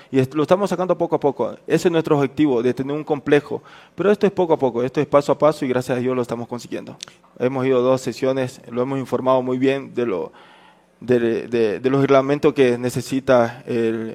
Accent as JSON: {"language": "Spanish", "area": "the Oriente", "region": "Amazon region", "country": "Ecuador", "also_born_or_lived": "Esmeraldas (family)", "moved": "yes", "lives_now": "Quito, Ecuador", "said": "yo soy del Oriente, pero la mayoría de mi familia es Esmeralda"}